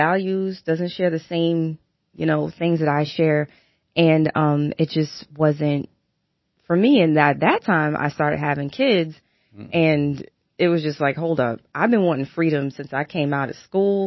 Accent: New York City, New York, United States; moved away as an adult; also born or lived in Brooklyn / Maryland; raised in Queens, and stayed there for, you know, until I went off to college

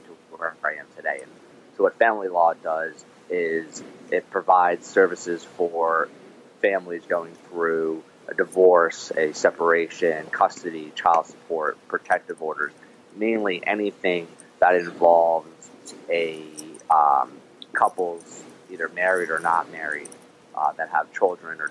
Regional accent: New Jersey, United States; moved away as an adult; also born or lived in Toronto, Canada / Maryland; now in Annapolis, United States; I was born and raised in New Jersey, except for actually 2 years I lived in Toronto, Canada

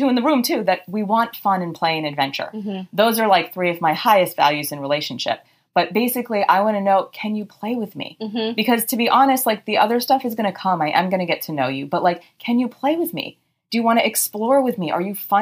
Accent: Boston, Massachusetts, United States; accent: Boston; Because I'm from Boston. Accent.

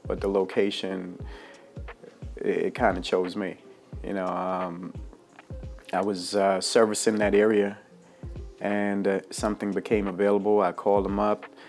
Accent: Jamaica; moved away; also born or lived in Bermuda / New York / Baltimore; I was born in Bermuda, raised in Jamaica

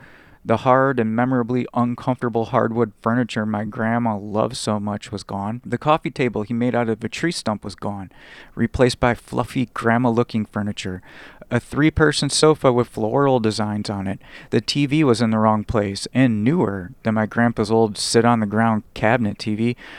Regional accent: San Diego, California, United States; I was born in San Diego and lived in a poor suburb of San Diego as a child.

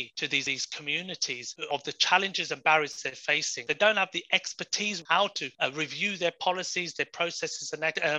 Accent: Crawley, South East England, United Kingdom; moved away as an adult; also born or lived in Horsham; now in Warwickshire, United Kingdom; I grew up in Crawley most of my life, and then moved into a place called Horsham in Sussex as well.

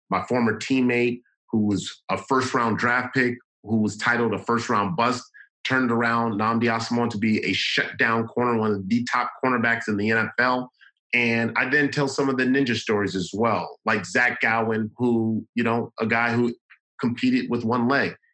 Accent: Los Angeles, California, United States; the kids there are kind of like me and how I grew up in South Central Los Angeles.

